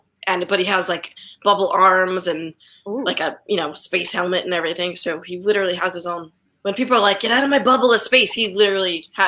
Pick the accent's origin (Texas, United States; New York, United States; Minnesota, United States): New York, United States; Long Island; I am from Long Island.